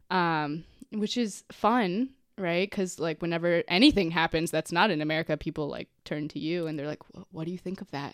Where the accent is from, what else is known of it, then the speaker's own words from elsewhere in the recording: Cincinnati, Ohio, United States; Born in Cincinnati